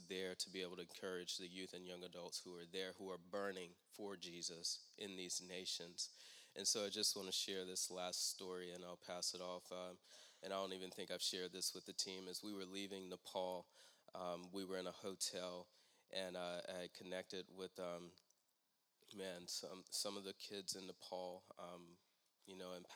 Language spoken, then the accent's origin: English; Raleigh, North Carolina, United States; I'm from Raleigh